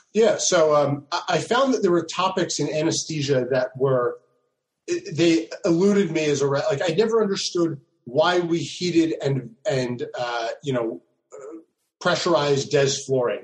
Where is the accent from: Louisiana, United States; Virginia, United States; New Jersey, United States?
New Jersey, United States; I'm actually from South Jersey